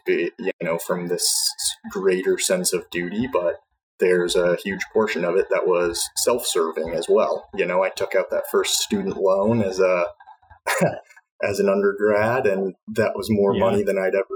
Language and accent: English; Des Moines, Iowa, United States; in Des Moines, my hometown